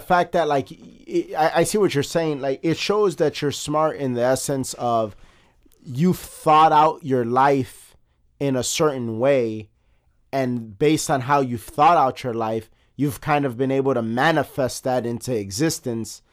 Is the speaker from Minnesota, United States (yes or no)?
no; Chicago, Illinois, United States; we're both born and bred in Chicago